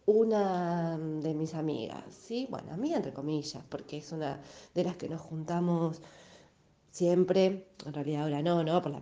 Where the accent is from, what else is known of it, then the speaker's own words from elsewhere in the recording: Almagro, Buenos Aires, Argentina; seamos francos … soy de Almagro y estoy muy interesada en ganar eh, una torta